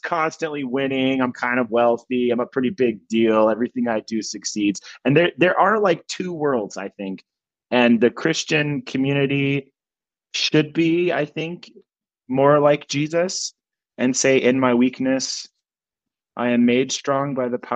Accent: New Mexico, United States; moved away; I'm from New Mexico. My parents still live there in a trailer.

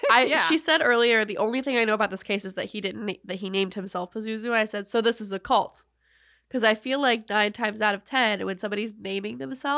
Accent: Charlotte, North Carolina, United States; moved away; I'm from Charlotte.

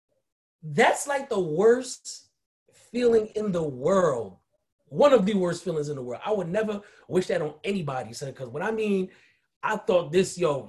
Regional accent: Haiti; I'm West Indian. I'm Haitian.

